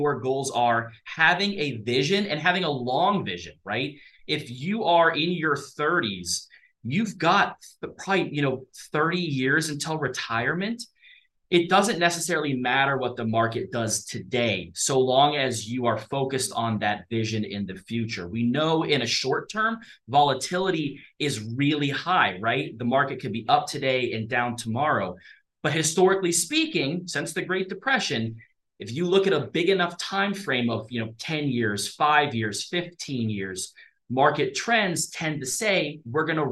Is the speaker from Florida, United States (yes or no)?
no; Columbus, Ohio, United States; now in Hurricane, United States; I'm from Columbus, Ohio originally